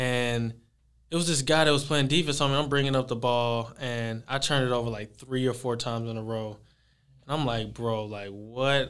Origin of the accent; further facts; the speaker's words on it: Texas, United States; from, uh, from Texas.